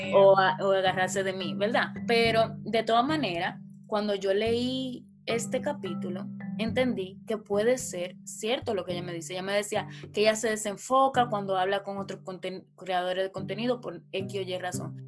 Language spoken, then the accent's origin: Spanish; Dominican Republic; moved away as an adult; also born or lived in Santo Domingo; now in England; yo me encuentro en Inglaterra, pero las dos somos dominicanas.